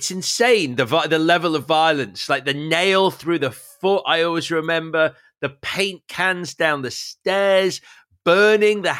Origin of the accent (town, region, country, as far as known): United Kingdom